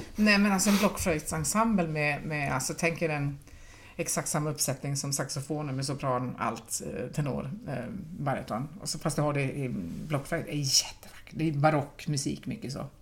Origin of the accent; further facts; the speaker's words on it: Pajala, Norrbotten County, Sweden; now in Gothenburg, Sweden; jag är ju inte ens göteborgare, utan jag är ju från Pajala